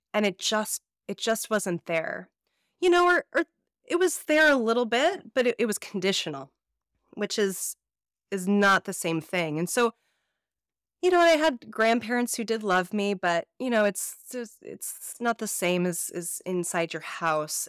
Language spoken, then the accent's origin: English; Chicago, Illinois, United States; I'm from the Midwest, and so, and I grew up in the suburbs of Chicago